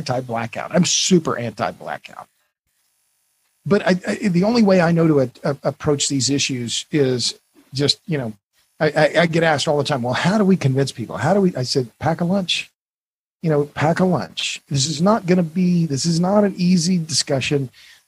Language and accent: English; Tulsa, Oklahoma, United States; I'm from Oklahoma. Tulsa's my hometown.